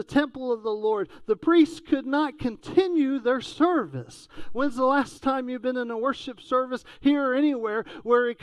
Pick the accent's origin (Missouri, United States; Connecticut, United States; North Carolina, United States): North Carolina, United States; Lincoln County; also born or lived in Charlotte; Growing up in Lincoln County with mom and dad moving there from Charlotte back in the early 80s